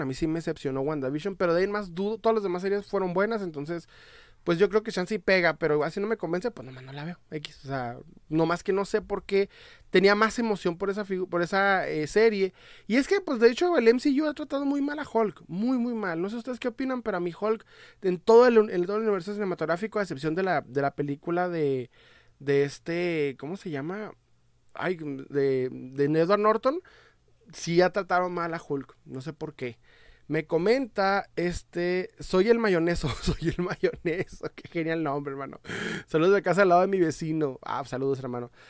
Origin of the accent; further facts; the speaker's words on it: Ciudad Juárez, Chihuahua, Mexico; Soy de eh, Ciudad Juárez, Chihuahua, México